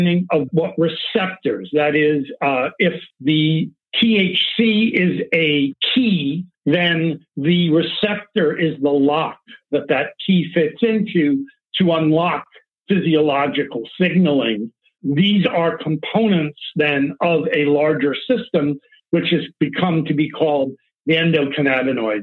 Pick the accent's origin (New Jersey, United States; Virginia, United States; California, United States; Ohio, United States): California, United States; Palo Alto; I've come from the Bay Area. I grew up in Palo Alto